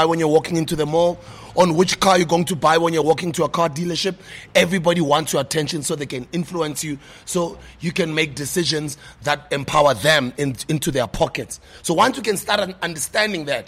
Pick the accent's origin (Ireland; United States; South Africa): South Africa; I'm not American, I'm South African